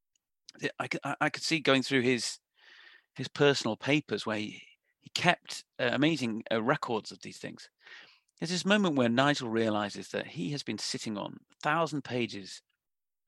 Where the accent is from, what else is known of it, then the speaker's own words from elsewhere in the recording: Manchester, North West England, United Kingdom; I grew up in Manchester in the 1990s.